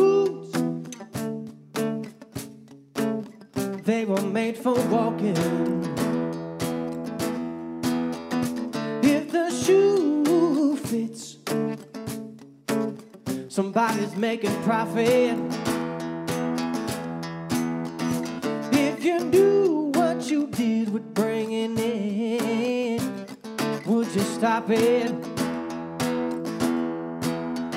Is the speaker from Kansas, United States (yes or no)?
yes; Kansas, United States; we're from Kansas